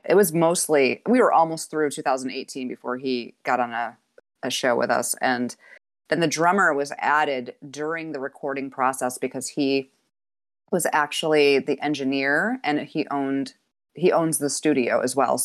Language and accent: English; Utica, New York, United States; moved away as an adult; now in Ithaca, United States; I was born in the Utica area and grew up there.